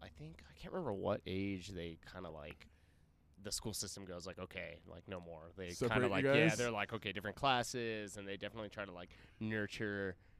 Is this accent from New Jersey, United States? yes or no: no; Reno, Nevada, United States; Born and raised in Reno.